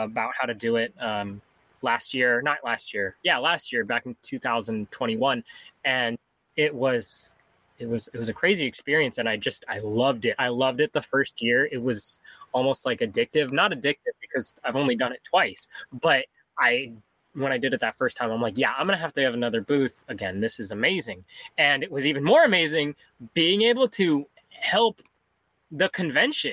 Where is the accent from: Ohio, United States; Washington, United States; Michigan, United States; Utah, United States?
Washington, United States; Seattle; I was born in Seattle. I've lived here all my life